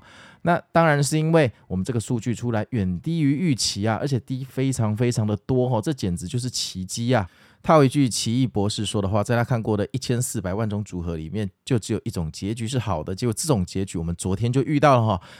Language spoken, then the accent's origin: Chinese; Taipei, Taiwan; 但是我们台北人就是，哎，就是去上班吧